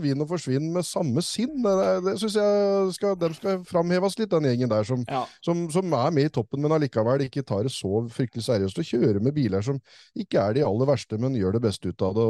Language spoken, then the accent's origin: Norwegian; Tønsberg, Vestfold, Norway; moved away; det var helt absurd å være på å se … hjemme i Tønsberg